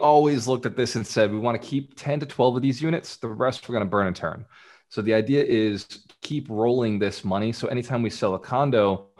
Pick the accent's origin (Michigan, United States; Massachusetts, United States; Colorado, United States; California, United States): Massachusetts, United States; Fall River; This is in Fall River, Massachusetts, my hometown.